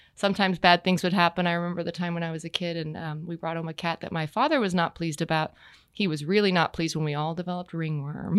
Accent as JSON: {"language": "English", "region": "Texas", "country": "United States", "tie": "born or raised there", "moved": "as an adult", "lives_now": "Wellington, Florida, United States", "said": "I grew up in Texas"}